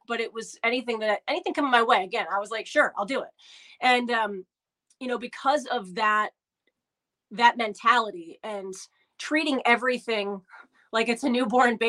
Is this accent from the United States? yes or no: yes; Albany, New York, United States; the station I grew up listening to in Albany